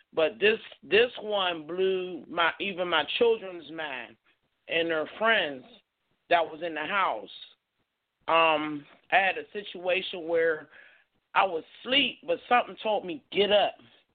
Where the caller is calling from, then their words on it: Pittsburgh, Pennsylvania, United States; I'm calling from Pittsburgh, PA.